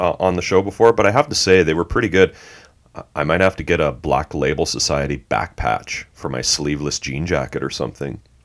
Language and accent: English; Canada; I grew up a metalhead in Canada in the eighties